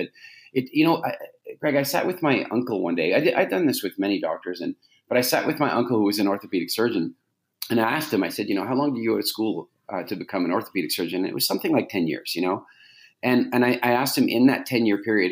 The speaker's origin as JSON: {"language": "English", "country": "Canada", "tie": "born or raised there", "said": "I grew up in Canada"}